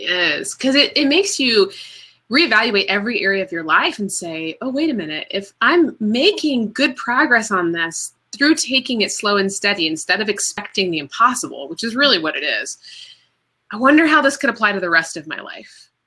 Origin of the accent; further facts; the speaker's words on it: Florida, United States; also born or lived in Washington, D.C. / Bethesda, Maryland; now in Chapel Hill, United States; And then my family moved to Florida